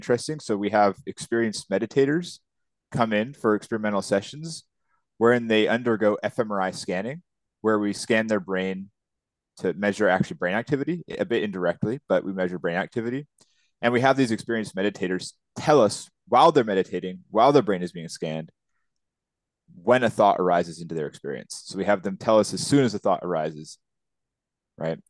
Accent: Seattle, Washington, United States; moved away as an adult; now in Vancouver, Canada; I was born and raised in Seattle, Washington, just over the border from Vancouver

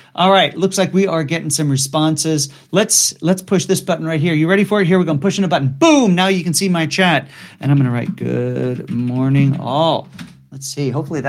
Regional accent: Saugerties, New York, United States; I grew up in Saugerties, New York?

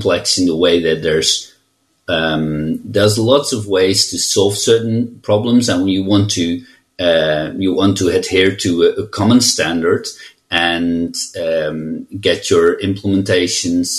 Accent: Netherlands; I'm from the Netherlands, and I'm a CTO and senior consultant at We Are You

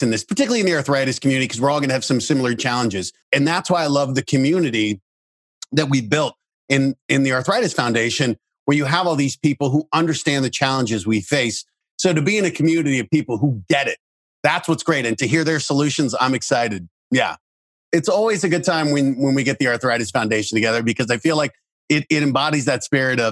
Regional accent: Denver, Colorado, United States; I grew up in Denver. I'm a Broncos fan

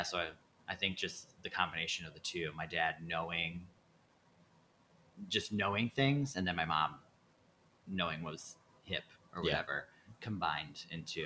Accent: Chebanse, Illinois, United States; moved away; I'm from Chabance, a town just south of Kankakee. There's 1,200 people in it.

